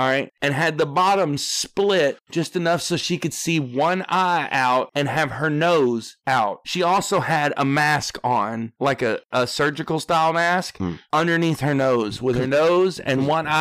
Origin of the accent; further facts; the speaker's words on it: West Memphis, Arkansas, United States; I was born in West Memphis in 1979